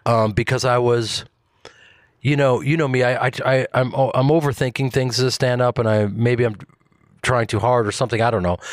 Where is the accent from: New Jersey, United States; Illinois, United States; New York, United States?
Illinois, United States; Chicago; I grew up in Chicago